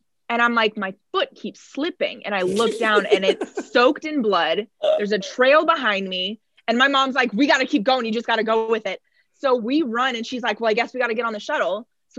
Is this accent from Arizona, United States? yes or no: yes; Phoenix, Arizona, United States; I'm in flip-flops because that's what we lived in growing up in Phoenix.